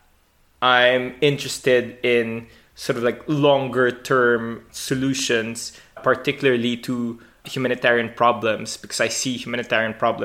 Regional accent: Philippines; I grew up in the Philippines

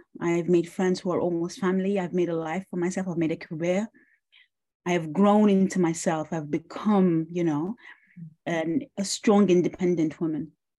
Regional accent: Khartoum, Sudan; moved away as an adult; also born or lived in the Gulf; now in Oxford, United Kingdom; I returned to Sudan. I only left Sudan in 2015, which means that I've lived the bulk of my life in Khartoum. That's where I'm from.

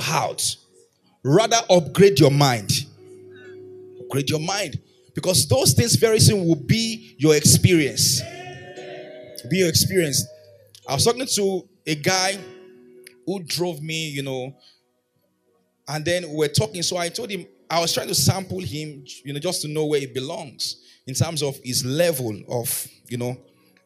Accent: Erunwon, Oyo, Nigeria; moved away; in my hometown, Erunwon, it may be

